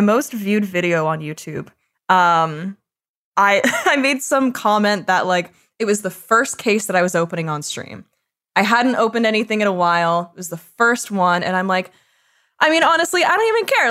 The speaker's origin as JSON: {"language": "English", "country": "Canada", "said": "I'm Canadian"}